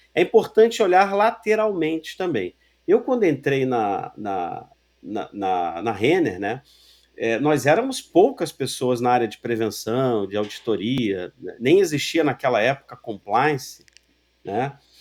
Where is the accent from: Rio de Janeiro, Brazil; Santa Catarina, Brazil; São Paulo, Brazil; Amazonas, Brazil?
Rio de Janeiro, Brazil; Sou carioca, torcedor do América